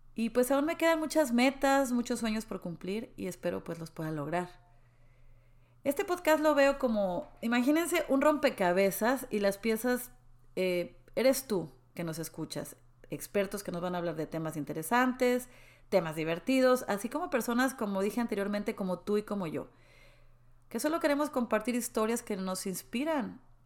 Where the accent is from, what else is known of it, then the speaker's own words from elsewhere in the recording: Mexico City, Mexico; moved away as an adult; also born or lived in Mérida; now in Dallas, United States; Yo soy de la Ciudad de México, una ciudad hermosa.